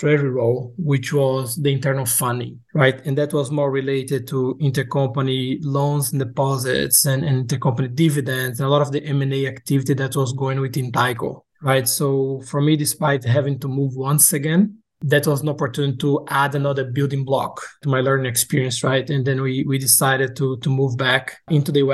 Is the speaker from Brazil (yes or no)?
yes; Brazil; moved away as an adult; also born or lived in Boca Raton, Florida, United States / Luxembourg; now in United States; I'm originally from Brazil. I came to the U.S. to do my undergrad and graduate studies and kind of end up staying.